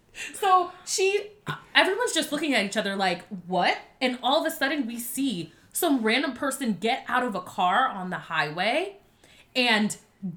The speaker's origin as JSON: {"language": "English", "region": "Florida", "country": "United States", "moved": "yes", "lives_now": "Atlanta, United States", "said": "I'm from Florida."}